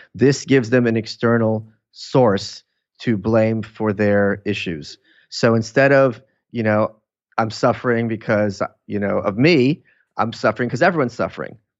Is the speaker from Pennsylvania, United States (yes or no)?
no; New York City, New York, United States; also born or lived in Lviv, Ukraine; I grew up in Brooklyn. I was born there.